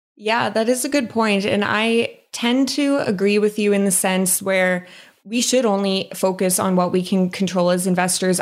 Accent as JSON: {"language": "English", "region": "Saskatchewan", "country": "Canada", "also_born_or_lived": "Calgary", "moved": "yes", "lives_now": "British Columbia, Canada", "said": "I'm from Saskatchewan"}